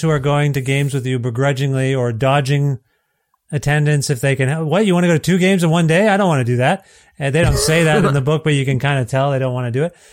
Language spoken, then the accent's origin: English; Cambridge, Ontario, Canada; I grew up in Cambridge, Ontario, not too far from Brantford